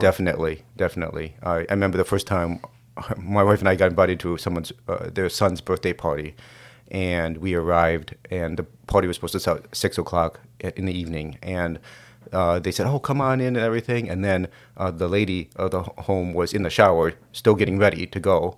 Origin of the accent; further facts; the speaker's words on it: Minnesota, United States; also born or lived in South Korea; I was born in South Korea, And I was an orphan for the first six years of my life. And by God's grace, it was a Christian family in Minnesota